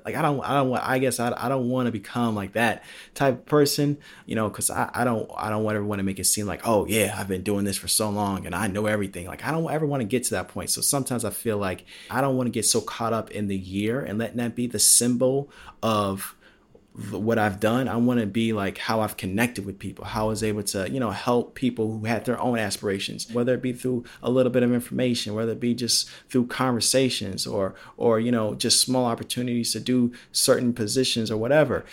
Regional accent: Palos Hills, Illinois, United States; moved away; growing up in Illinois and growing up in Palos Hills

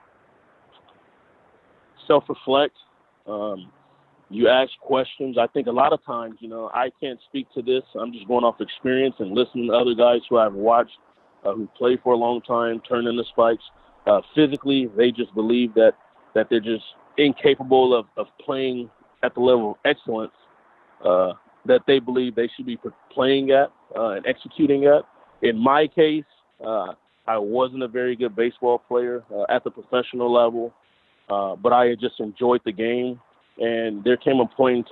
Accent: Compton, California, United States; From the LA area, I'm from Compton.

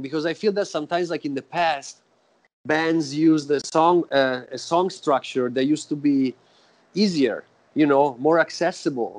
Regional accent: Florence, Tuscany, Italy; now in Oakland, United States; I was born in Florence, in Italy.

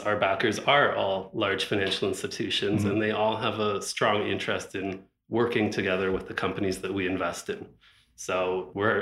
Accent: Ottawa, Ontario, Canada; I grew up in Ottawa

